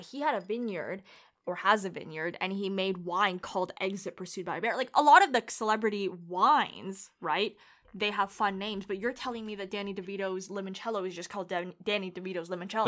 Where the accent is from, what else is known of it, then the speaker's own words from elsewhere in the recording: Ontario, Canada; where I'm from in Canada, Ontario